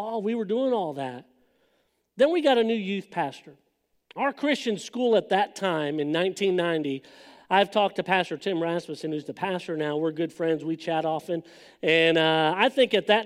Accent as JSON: {"language": "English", "town": "Los Angeles", "region": "California", "country": "United States", "tie": "born or raised there", "moved": "yes", "said": "I grew up in Southern California"}